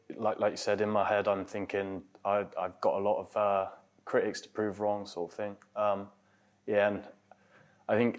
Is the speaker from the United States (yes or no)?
no; Bristol, South West England, United Kingdom; born or raised there